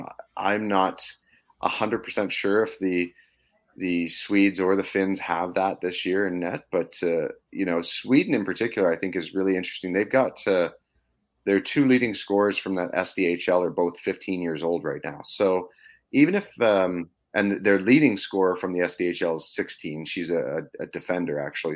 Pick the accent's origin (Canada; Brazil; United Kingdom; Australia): Canada; me being Canadian